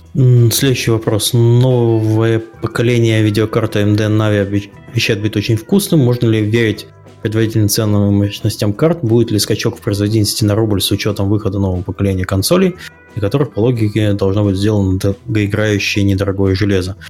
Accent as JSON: {"language": "Russian", "town": "Kaliningrad", "region": "Kaliningrad Oblast", "country": "Russia", "said": "я местный человек из Калининграда"}